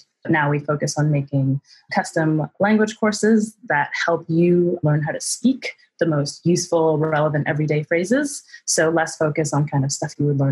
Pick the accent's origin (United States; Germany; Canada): Canada; moved away as an adult; now in London, United Kingdom; I'm originally from Canada. I moved to London about 6 or 7 years ago now